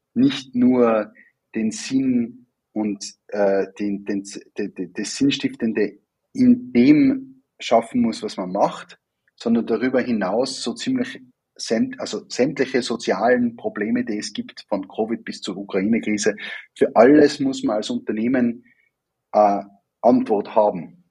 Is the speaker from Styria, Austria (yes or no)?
no; Wattens, Tyrol, Austria; moved away as an adult; also born or lived in Vienna; Ich bin ja ursprünglich auch aus Tirol und äh, nicht weit weg von der, von der Werkstätte Wattens aufgewachsen